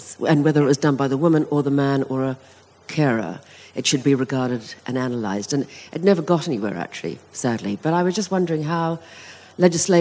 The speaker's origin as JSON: {"language": "English", "country": "New Zealand", "said": "I come from New Zealand"}